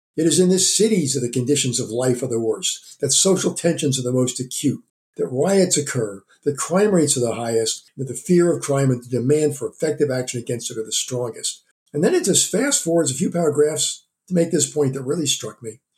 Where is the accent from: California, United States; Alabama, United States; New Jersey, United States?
New Jersey, United States; Jersey Shore; moved away; also born or lived in Philadelphia; I was from the Jersey Shore